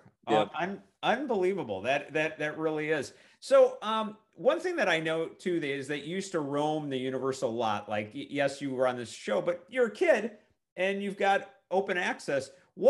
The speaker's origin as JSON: {"language": "English", "town": "Milwaukee", "region": "Wisconsin", "country": "United States", "moved": "yes", "said": "I'm from Milwaukee originally."}